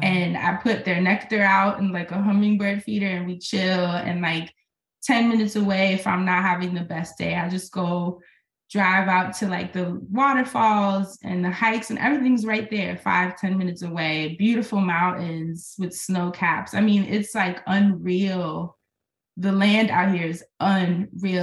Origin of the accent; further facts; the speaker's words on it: New York, United States; moved away as an adult; now in Portland, United States; as a New Yorker